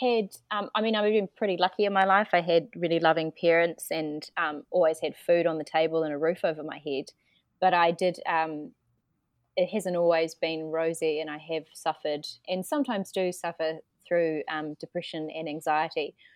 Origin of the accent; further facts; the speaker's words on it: New Zealand; moved away as an adult; also born or lived in Melbourne / Paris; I'm, I'm from New Zealand, um, so way down under